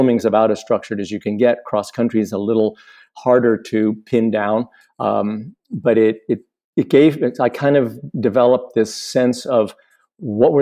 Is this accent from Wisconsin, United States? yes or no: no; Boulder, Colorado, United States; moved away as an adult; also born or lived in Washington State; now in Washington, United States; I grew up in Boulder, and left Boulder in about 1980, I think 85 or six. I live now in Washington State